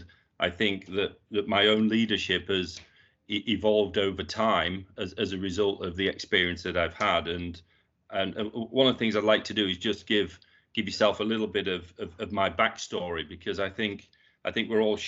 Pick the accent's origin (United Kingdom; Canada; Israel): United Kingdom; Yorkshire and the Humber; I was born and brought up in Yorkshire. I was the youngest of four children, and all my siblings, I had two brothers and a sister.